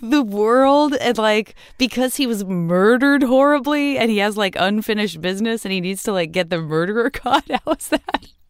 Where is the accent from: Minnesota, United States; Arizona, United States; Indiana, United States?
Arizona, United States; Tucson; I'm from Tucson